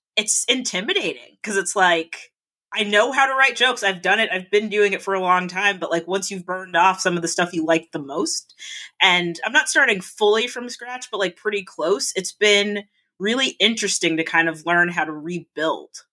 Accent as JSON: {"language": "English", "region": "South Florida", "country": "United States", "tie": "born or raised there", "also_born_or_lived": "Canada / Rhode Island", "moved": "as an adult", "lives_now": "Boston, United States", "said": "I grew up in Florida"}